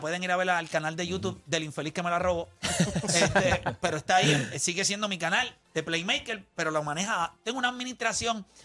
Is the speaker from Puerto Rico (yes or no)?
yes; Puerto Rico; un animal boricua